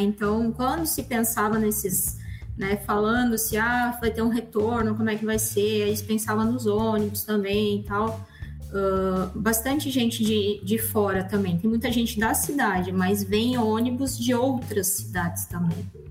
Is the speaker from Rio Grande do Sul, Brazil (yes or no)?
yes; Rio Grande do Sul, Brazil; also born or lived in Rondônia; now in Cacoal, Brazil; eu sou do Rio Grande do Sul